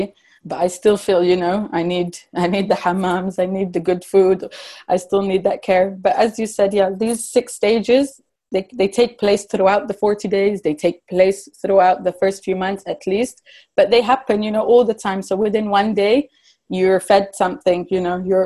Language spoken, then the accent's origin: English; Morocco; also born or lived in England; growing up in Morocco